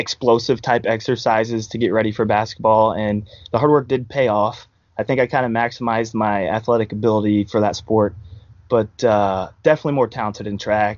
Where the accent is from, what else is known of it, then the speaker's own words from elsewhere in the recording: Hallsville, Missouri, United States; also born or lived in St. Louis, Missouri / Kansas City, Missouri; I'm from Hallsville, Missouri, sitting there right now. Grew up in Hallsville, went to school there, K-12.